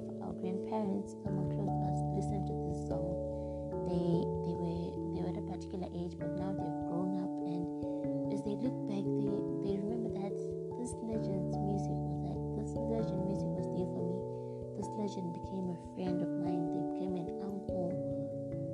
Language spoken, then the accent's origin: English; Zimbabwe; Zimbabwe, which is my home country